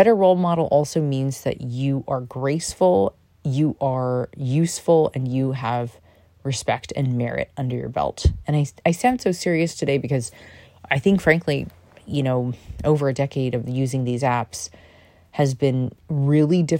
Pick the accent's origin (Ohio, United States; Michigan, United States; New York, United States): New York, United States; I'm a New Yorker